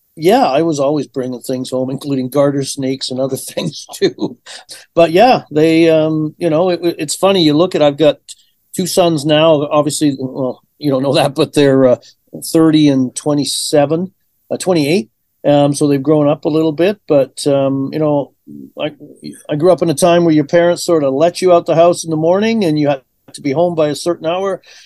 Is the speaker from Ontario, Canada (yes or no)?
no; Vancouver Island, British Columbia, Canada; moved away as an adult; also born or lived in Liverpool, England / Chilliwack, British Columbia; now in Edmonton, Canada; I grew up on Vancouver Island